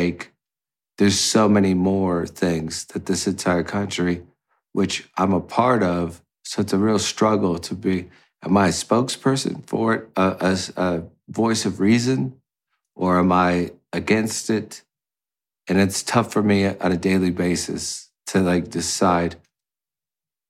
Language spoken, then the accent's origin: English; United States